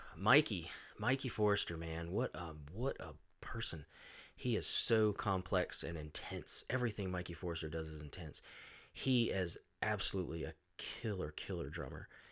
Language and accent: English; Roanoke, Virginia, United States; born or raised there